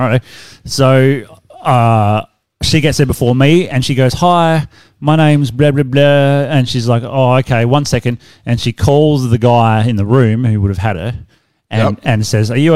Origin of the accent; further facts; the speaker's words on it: Australia; as an Australian